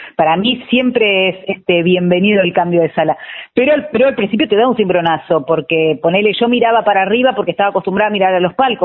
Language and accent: Spanish; Trelew, Chubut, Argentina; moved away as an adult; now in Buenos Aires, Argentina; yo soy de Treleu